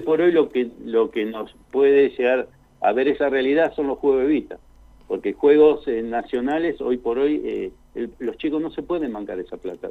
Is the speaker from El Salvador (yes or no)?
no; San Nicolás de los Arroyos, Buenos Aires Province, Argentina; also born or lived in China Muerta, Neuquén; now in Plottier, Argentina; yo soy de San Nicolás, provincia de Buenos Aires.